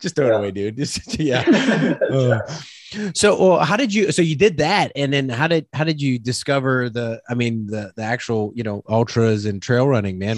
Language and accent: English; South Louisiana, United States; I'm from South Louisiana